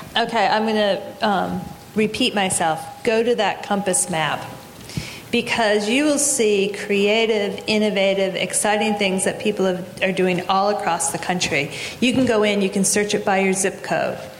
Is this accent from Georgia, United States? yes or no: no; Massachusetts, United States; Massachusetts, my home state